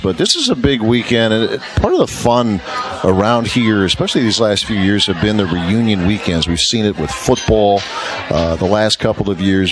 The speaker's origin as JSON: {"language": "English", "town": "Dayton", "region": "Ohio", "country": "United States", "tie": "born or raised there", "said": "where I grew up in Dayton, Ohio"}